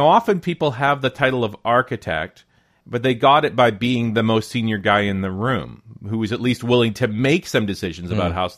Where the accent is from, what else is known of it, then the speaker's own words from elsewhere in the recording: Canada; I am a Canadian here